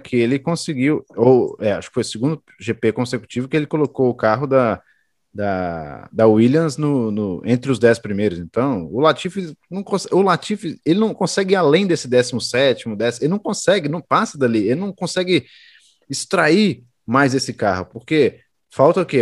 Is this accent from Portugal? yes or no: no; Brazil; a gente é brasileiro